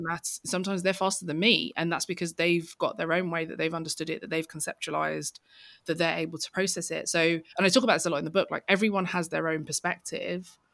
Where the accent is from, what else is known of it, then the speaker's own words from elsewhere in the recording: London, United Kingdom; I grew up in East London.